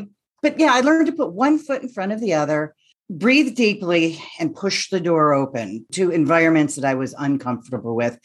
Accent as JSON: {"language": "English", "town": "Rochester", "region": "New York", "country": "United States", "tie": "born or raised there", "also_born_or_lived": "Kansas City / Cleveland / Minneapolis", "moved": "as an adult", "lives_now": "Syracuse, United States", "said": "I was born and raised in Rochester, New York"}